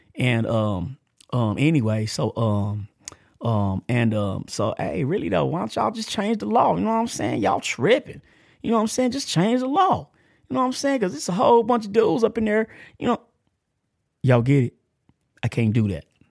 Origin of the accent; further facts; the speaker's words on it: Texas, United States; accent: country; I'm country. I'm from Texas and I'm from, I'm country